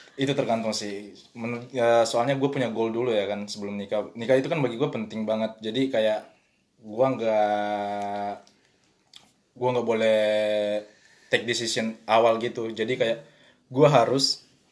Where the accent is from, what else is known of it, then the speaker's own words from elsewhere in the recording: South Sulawesi, Indonesia; now in France; gua ini da-, dari daerah Sulawesi